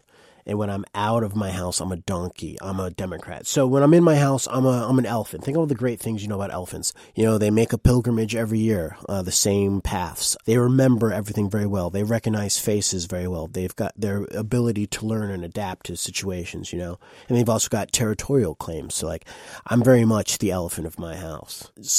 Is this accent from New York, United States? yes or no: yes; Saratoga Springs, New York, United States; I'm quote-unquote from Saratoga Springs, New York